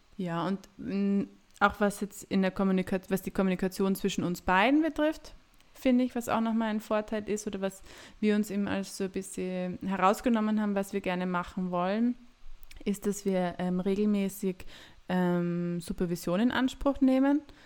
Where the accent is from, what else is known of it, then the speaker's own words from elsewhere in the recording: Graz, Styria, Austria; also born or lived in Lassnitzhöhe, Graz-Umgebung; ich bin in Graz geboren, bin auch in Graz aufgewachsen